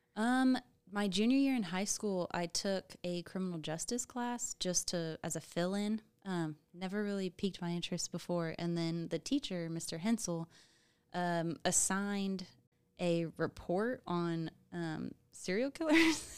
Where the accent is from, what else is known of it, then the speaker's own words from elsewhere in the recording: Topeka, Kansas, United States; I am from Topeka